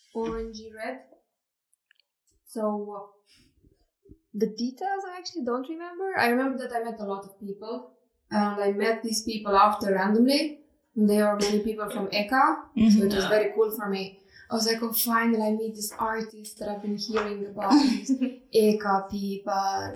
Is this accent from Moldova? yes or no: yes; Moldova; moved away as an adult; also born or lived in Romania; now in Estonia; I was born and raised in Moldova